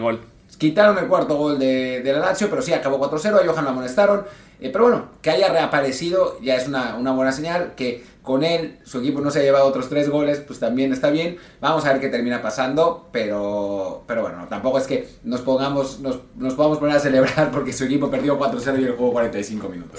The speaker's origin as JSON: {"language": "Spanish", "country": "Mexico"}